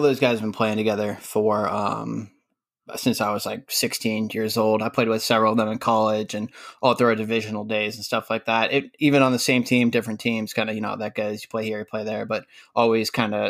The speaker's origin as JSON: {"language": "English", "town": "Cleveland", "region": "Ohio", "country": "United States", "also_born_or_lived": "Columbus / Kentucky / Indiana / Louisville", "lives_now": "Massachusetts, United States", "said": "So I'm originally from Cleveland. So I started out in Cleveland, and then I ended up moving. This is the fifth state I've lived in."}